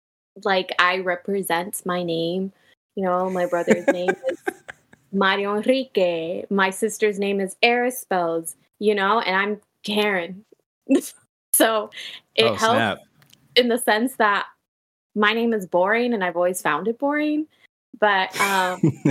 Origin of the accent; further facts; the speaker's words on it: Miami, Florida, United States; I'm from Miami.